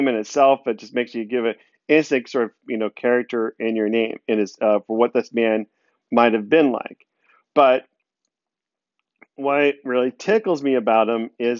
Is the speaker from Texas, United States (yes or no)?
yes; Texas, United States; I'm the Texan in the group